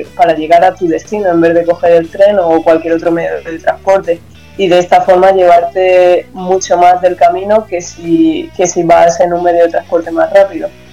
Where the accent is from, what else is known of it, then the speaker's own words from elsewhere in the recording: Almansa, Castilla-La Mancha, Spain; moved away as an adult; also born or lived in Germany; en el Centro Joven de Almansa, de donde soy yo